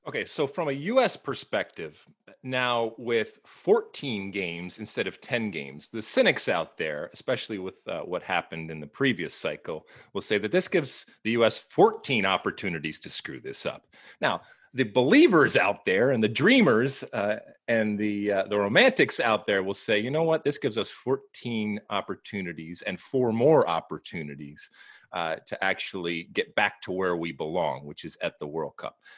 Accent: Los Angeles, California, United States; here in my hometown

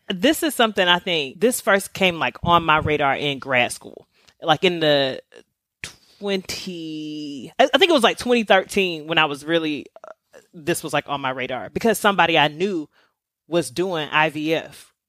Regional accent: the South, United States; I'm from the South

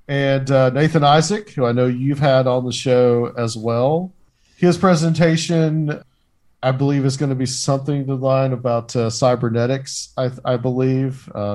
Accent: Chattanooga, Tennessee, United States; She is the head of the Chattanooga Ghost Tours, which is my hometown.

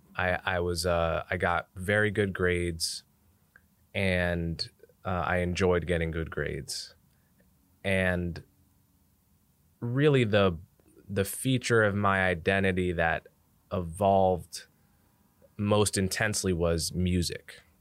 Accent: Montclair, New Jersey, United States; now in New York City, United States; I grew up in New Jersey. I grew up in Montclair, New Jersey, which is like a thirty minute drive outside the city

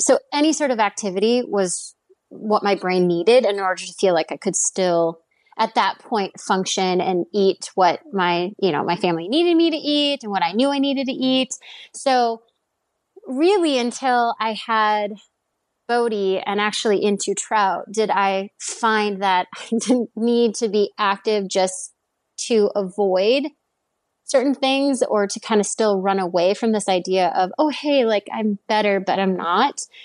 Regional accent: Stillwater, Minnesota, United States; I grew up in the Twin Cities area or the suburb of, um, Twin Cities in Minnesota

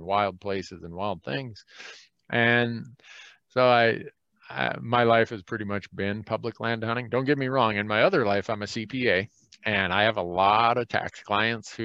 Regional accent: Minnesota, United States; now in the American West; where I grew up in Minnesota

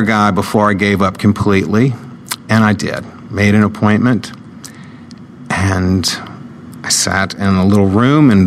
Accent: New Orleans, Louisiana, United States; I grew up in New Orleans, Louisiana

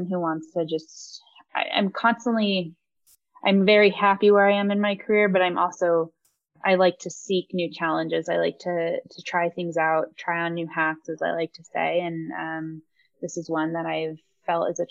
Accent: Aspen, Colorado, United States; also born or lived in California; growing up in the Roaring Fork Valley

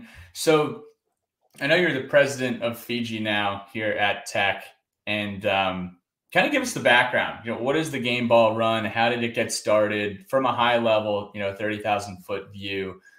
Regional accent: New Jersey, United States; born or raised there; also born or lived in Basking Ridge, New Jersey

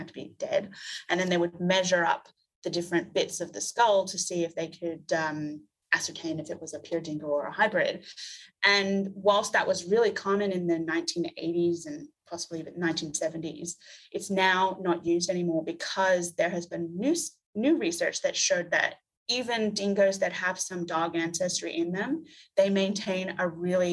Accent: United States; moved away as an adult; now in Australia; I'm an American.

